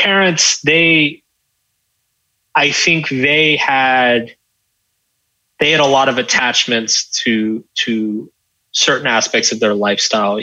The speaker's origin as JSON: {"language": "English", "region": "Texas", "country": "United States", "tie": "born or raised there", "said": "I grew up in Texas."}